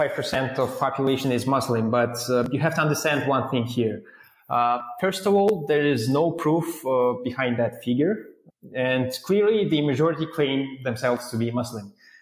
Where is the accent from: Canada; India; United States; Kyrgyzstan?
Kyrgyzstan; Bishkek; Yes, I was born in Bishkek, which is a capital city, and it was called Frunze back in the time, as we used to be a part of the Soviet Union, and later we got our independence.